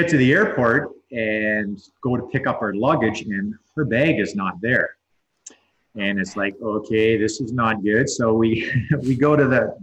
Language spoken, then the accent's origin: English; Southern Ontario, Canada; when I was a kid growing up in Southern Ontario